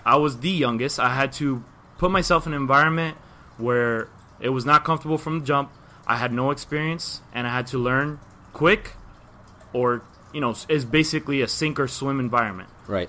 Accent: Miami, Florida, United States; born and raised Miami, obviously. Way I speak, you probably know

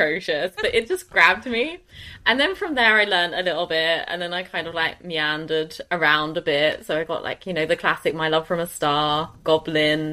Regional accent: Chelmsford, East of England, United Kingdom; I am from Chelmsford. Which is just outside London.

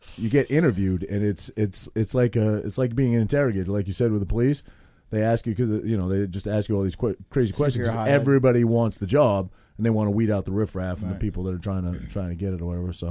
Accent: Maine, United States; moved away; The town I grew up in Maine is, you know, it's all fishermen.

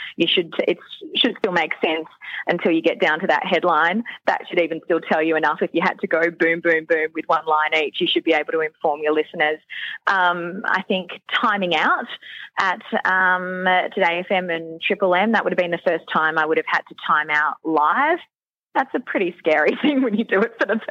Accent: Queensland, Australia; moved away as an adult; also born or lived in Sydney; I was from Queensland

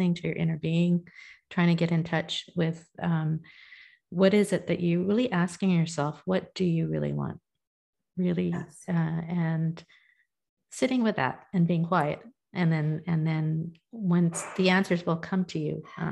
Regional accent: India; I'm a Hindu, I'm Indian

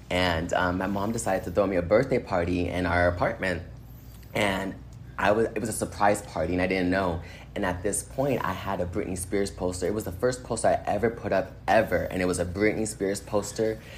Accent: Boston, Massachusetts, United States; i am from Boston. I lived in Boston.

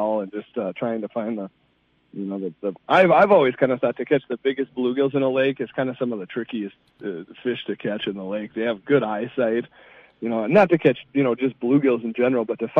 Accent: Two Harbors, Minnesota, United States; I grew up on the North Shore of Lake Superior in Two Harbors

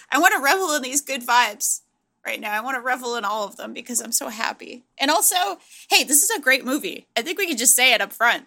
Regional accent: Providence, Rhode Island, United States; I grew up in Providence, Rhode Island

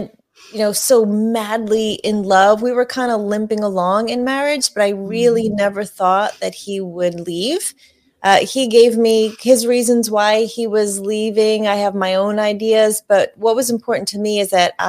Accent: Northeast, United States; I grew up in the Northeast

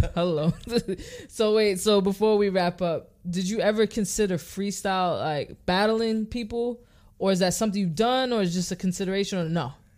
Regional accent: New York City, New York, United States; we're from New York City

